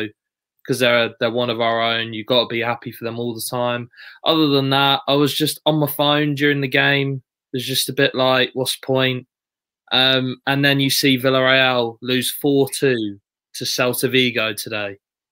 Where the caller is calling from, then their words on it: Colchester, East of England, United Kingdom; I'm in Colchester, mate.